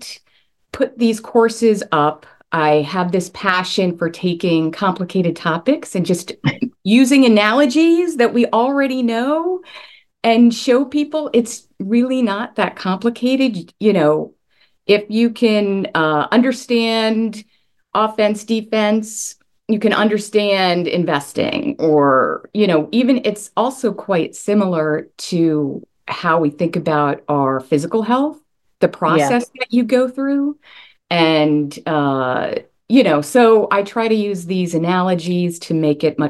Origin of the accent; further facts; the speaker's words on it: Long Island, New York, United States; now in Charleston, United States; I am originally from Long Island, New York, where we have much colder winters